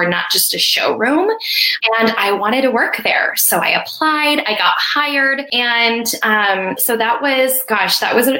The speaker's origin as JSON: {"language": "English", "region": "Colorado", "country": "United States", "also_born_or_lived": "Arizona", "moved": "as an adult", "said": "I'm from Colorado and came to school at ASU"}